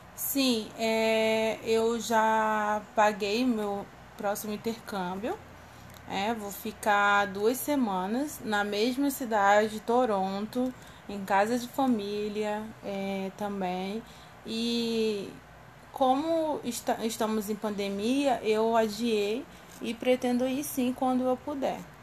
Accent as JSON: {"language": "Portuguese", "region": "Rio de Janeiro", "country": "Brazil", "said": "eu era do Rio de Janeiro"}